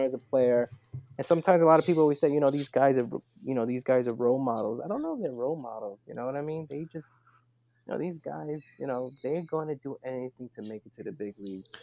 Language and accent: English; New York City, New York, United States; I grew up right in the Lower East Side, right in the smack middle of Chinatown and Little Italy